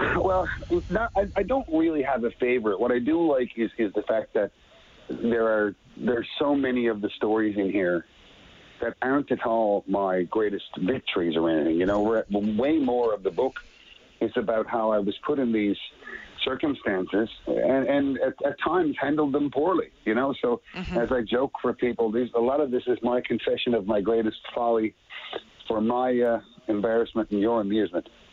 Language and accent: English; Petty Harbour, Newfoundland and Labrador, Canada; my very young life growing up in Petty Harbor, my little fishing town with like 500 people